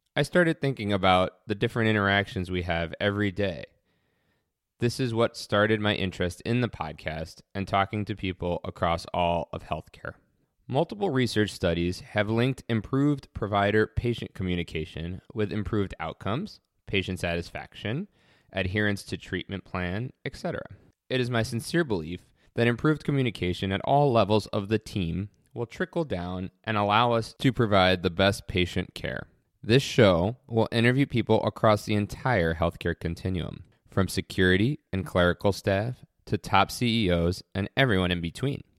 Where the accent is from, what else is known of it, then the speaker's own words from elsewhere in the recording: New York City, New York, United States; moved away as an adult; also born or lived in Geneseo, New York / Syracuse, New York / Chicago, Illinois; now in Western New York, United States; I was born and raised in New York City